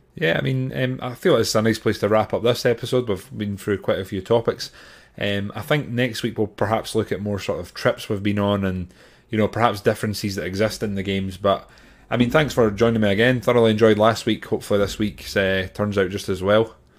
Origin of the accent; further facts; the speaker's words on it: Grangemouth, Scotland, United Kingdom; at Grangemouth Highland Games, which is my hometown